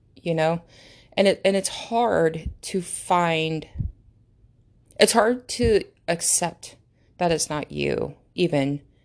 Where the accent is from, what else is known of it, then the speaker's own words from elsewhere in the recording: United States; English is a second language; English is not my first language, number one. So I lear-, I had to learn how to speak English. I did not speak English until I went to American school. And I've been here, I've been in America, duh, like, the entire time